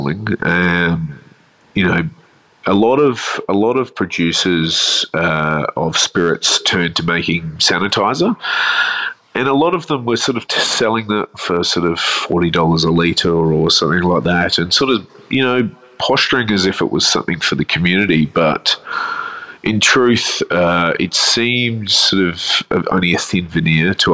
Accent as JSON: {"language": "English", "town": "Adelaide", "region": "South Australia", "country": "Australia", "tie": "born or raised there", "moved": "yes", "lives_now": "Melbourne, Australia", "said": "I grew up in Adelaide, so you can never take this out of me."}